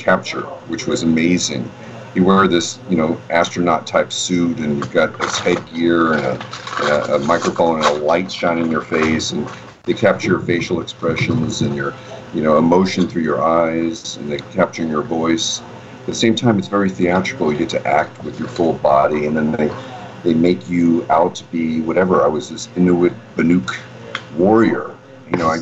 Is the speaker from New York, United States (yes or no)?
yes; New York City, New York, United States; born or raised there